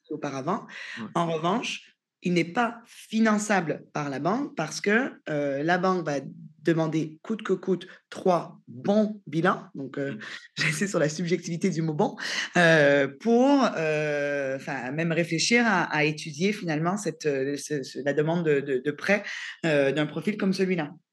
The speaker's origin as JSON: {"language": "French", "country": "Canada", "moved": "as an adult", "lives_now": "France", "said": "je suis canadienne en France depuis un peu plus de six ans"}